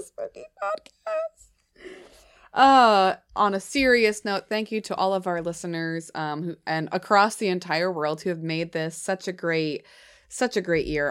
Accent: New Hampshire, United States; I'm from New Hampshire. My accent comes out sometimes

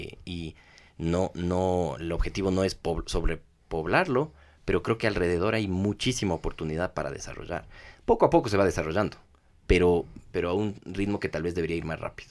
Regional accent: Ecuador; somos ecuatorianos

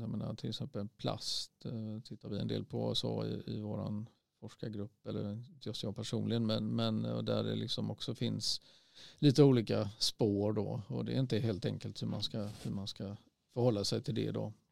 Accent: Sweden; vi som svenskar

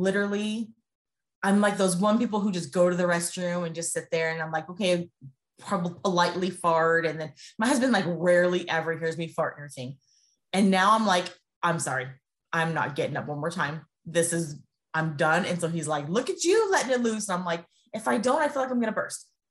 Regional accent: California, United States; now in Las Vegas, United States; I'm from California and I now live in Las Vegas

